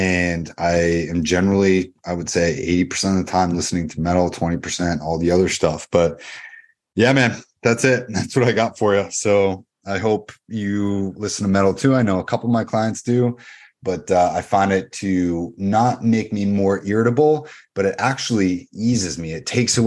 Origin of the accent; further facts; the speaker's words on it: Dover, New Hampshire, United States; I grew up in Dover, New Hampshire